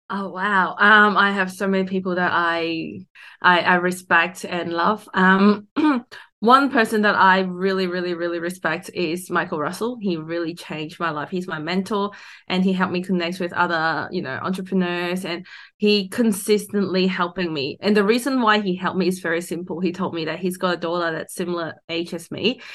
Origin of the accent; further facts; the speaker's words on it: Hong Kong; now in Australia; I grew up in Hong Kong.